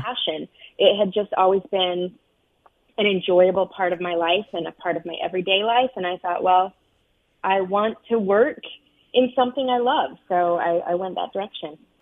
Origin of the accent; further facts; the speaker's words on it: United States; also born or lived in Arizona / Utah; now in New York, United States; I grew up out west in Arizona and Utah